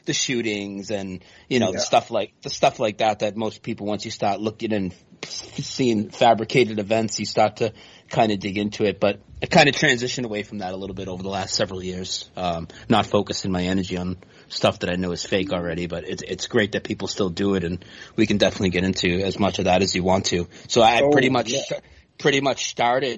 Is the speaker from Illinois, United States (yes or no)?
no; Lowell, Massachusetts, United States; moved away as an adult; now in North Carolina, United States; I grew up near Boston in a place called Lowell, Massachusetts